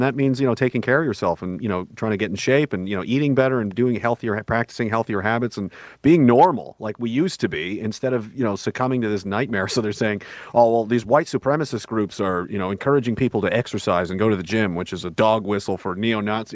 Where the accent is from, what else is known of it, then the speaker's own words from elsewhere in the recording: Canada; I'm Canadian content